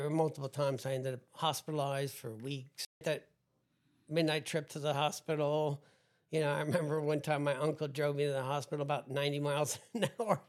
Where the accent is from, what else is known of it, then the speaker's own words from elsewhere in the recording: New Jersey, United States; growing up in New Jersey